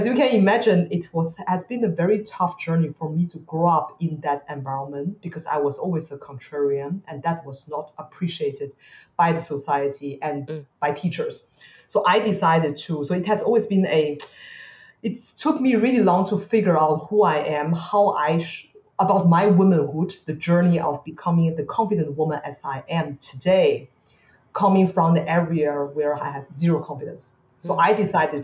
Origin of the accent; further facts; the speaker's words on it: Beijing, China; now in Singapore; I grew up in China